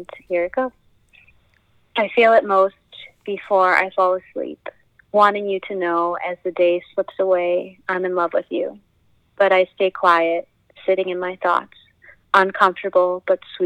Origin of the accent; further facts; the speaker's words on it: Bartlett, Illinois, United States; also born or lived in Barrington, Illinois / Crystal Lake, Illinois; now in Portland, Maine, United States; I'm from Illinois. I grew up in the Midwest, good old Illinois cornfield central